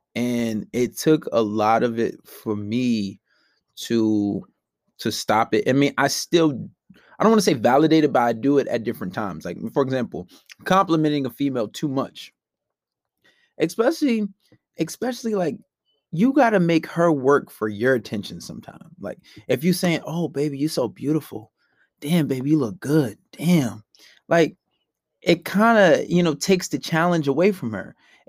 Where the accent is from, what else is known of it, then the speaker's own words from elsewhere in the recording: New York, United States; Maybe because I'm from New York.